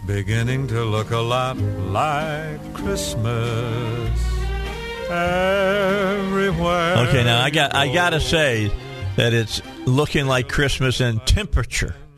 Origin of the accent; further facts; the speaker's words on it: Gary, Indiana, United States; moved away; I was born in Gary, but I did hang out in Gary.